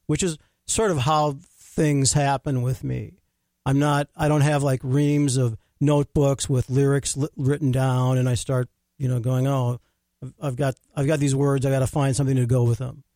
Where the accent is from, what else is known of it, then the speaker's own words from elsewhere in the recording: Rochester, Minnesota, United States; I grew up in Rochester.